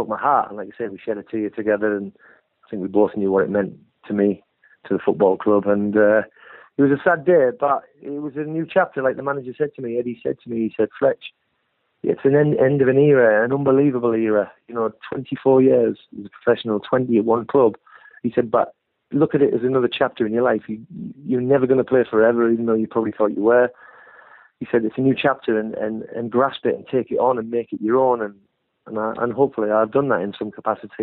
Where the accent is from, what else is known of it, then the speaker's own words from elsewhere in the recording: Hartlepool, North East England, United Kingdom; moved away as an adult; now in Bournemouth, United Kingdom; I've lived in Bournemouth longer than I lived in my hometown of Hartlepool